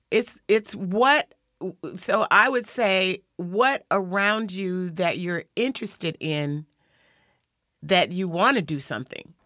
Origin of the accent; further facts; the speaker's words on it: Lakewood, Washington, United States; I'm from, well, really, I'm from Lakewood